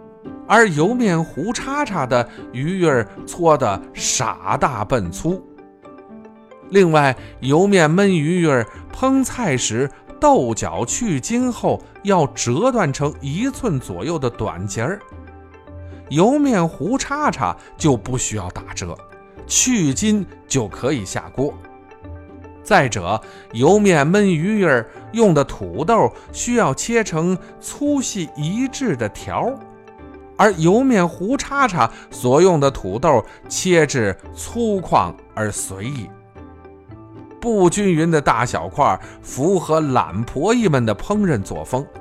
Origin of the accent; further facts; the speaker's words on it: Shanxi, China; 粗粮细作是我们山西人适应生存环境的产物